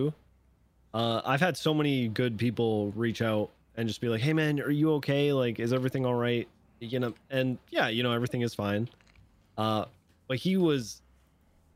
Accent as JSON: {"language": "English", "country": "Canada", "said": "I'm Canadian"}